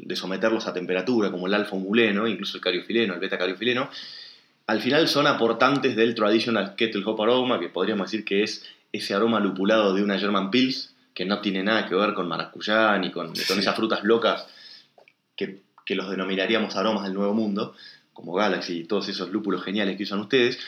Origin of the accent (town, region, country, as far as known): El Bolsón, Río Negro, Argentina